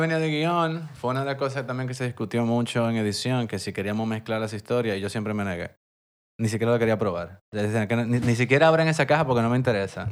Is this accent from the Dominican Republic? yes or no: yes; Santo Domingo, Distrito Nacional, Dominican Republic; yo soy de Santo Domingo, me crié aquí, esta es mi ciudad